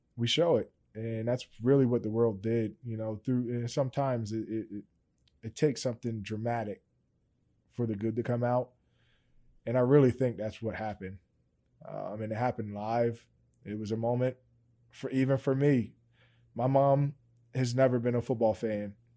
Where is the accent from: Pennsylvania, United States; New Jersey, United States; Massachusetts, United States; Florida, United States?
Pennsylvania, United States; Steelton; I'm originally from Stilton